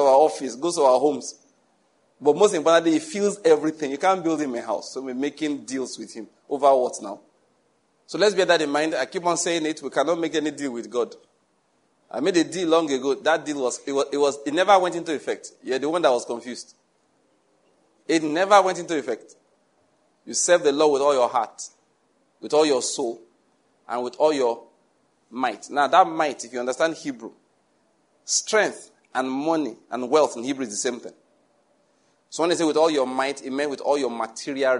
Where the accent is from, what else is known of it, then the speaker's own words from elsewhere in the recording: Nigeria; moved away; in my hometown, in my mother's church